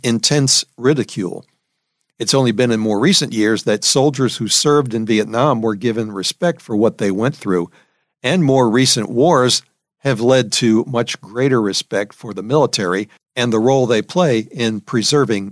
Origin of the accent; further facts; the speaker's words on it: New Orleans, Louisiana, United States; moved away as an adult; also born or lived in San Antonio; my hometown, New Orleans